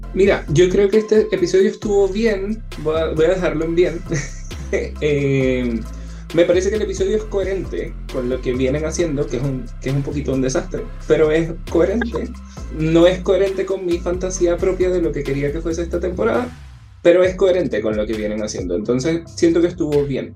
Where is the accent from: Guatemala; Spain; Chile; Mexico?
Chile; Acá en Chile, como el inglés no es nuestro primer idioma